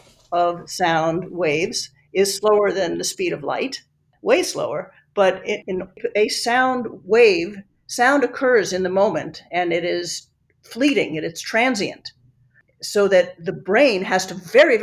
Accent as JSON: {"language": "English", "country": "Italy", "tie": "born or raised there", "also_born_or_lived": "New York, United States", "said": "You know, I grew up in Italy. I grew up in New York. I don't feel like I'm a New Yorker. I don't feel like I am an Italian."}